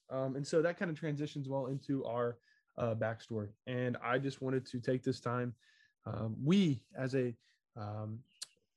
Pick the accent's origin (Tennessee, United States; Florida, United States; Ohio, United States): Ohio, United States; Southwest; moved away as an adult; also born or lived in Virginia; I'm from Southwest Ohio, but attended college in Virginia